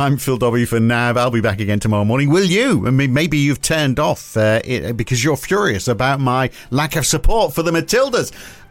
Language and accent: English; England, United Kingdom; now in Australia; I mean, we're both Australian POMs. It's a difficult decision, isn't it? Well, it's not for me, because I'm going to support the English.